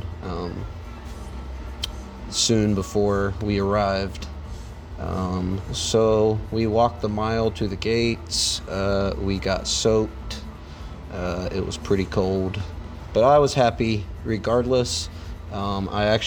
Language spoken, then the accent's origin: English; Zanesville, Ohio, United States; I'm from Zanesville, Ohio